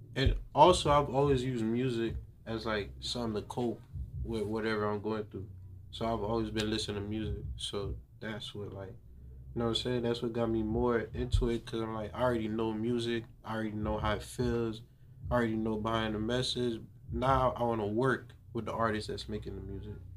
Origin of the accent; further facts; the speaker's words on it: Haiti; also born or lived in Little Haiti, Miami; now in North Miami, United States; I was born in Haiti. I came here in 2007. Mm-hmm. Ever since I came here, I stayed in Little Haiti for like five years before I moved to North Miami